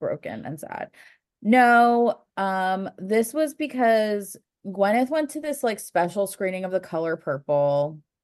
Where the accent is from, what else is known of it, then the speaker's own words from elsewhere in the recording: United States; being an American